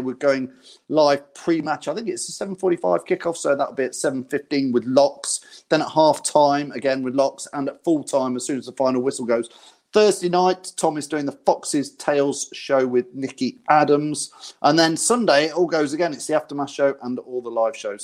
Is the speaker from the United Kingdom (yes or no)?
yes; Loughborough, East Midlands, United Kingdom; I'm from Loughborough area